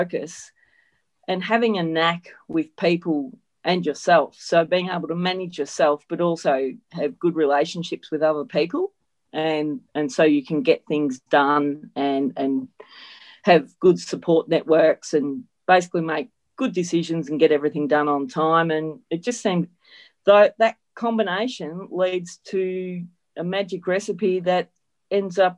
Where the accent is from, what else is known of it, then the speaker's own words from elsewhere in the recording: northern Victoria, Australia; I grew up on our family. Farm is still operational here in northern Victoria